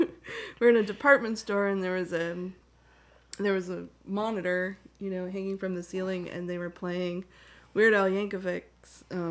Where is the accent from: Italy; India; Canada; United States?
Canada; moved away; And I grew up in Canada